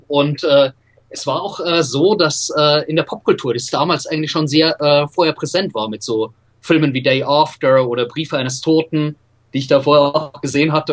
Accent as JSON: {"language": "German", "town": "Regensburg", "region": "Bavaria", "country": "Germany", "tie": "born or raised there", "said": "Ich bin in Regensburg aufgewachsen, in Nordbayern"}